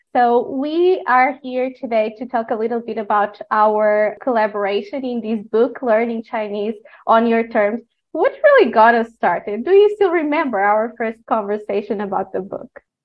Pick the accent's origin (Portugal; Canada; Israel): Portugal; moved away as an adult; now in China; I am from Portugal. Uh, I've been living in China for about seven years now